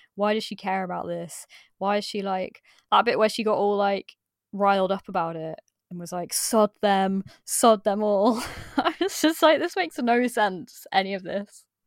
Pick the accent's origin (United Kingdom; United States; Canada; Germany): United Kingdom; Midlands; I'm from the Midlands